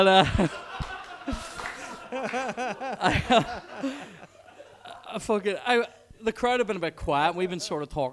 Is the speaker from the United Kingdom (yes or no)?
yes; Belfast, Northern Ireland, United Kingdom; that's where I used to tell the Brits I lived, because I didn't want to say Twinbrook, right? Hashtag West Belfast life